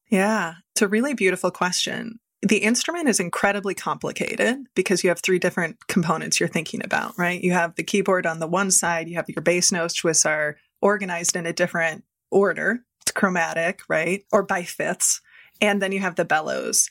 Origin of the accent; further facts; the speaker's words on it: Midwest, United States; I grew up in the Midwest